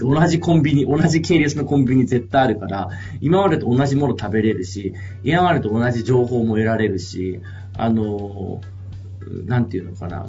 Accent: Japan; also born or lived in Brazil; 僕はずっとやっぱ田舎の山奥で生まれ育って

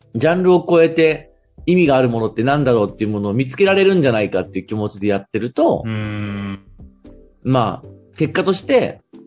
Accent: Fukui, Japan; moved away; 地元の福井に帰って街づくりっていう分野の仕事をするとき

